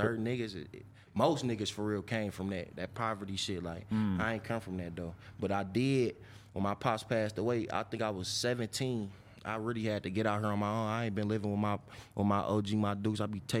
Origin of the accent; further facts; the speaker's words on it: Detroit, Michigan, United States; Up on the west side. I'm from Linwood and Montgomery.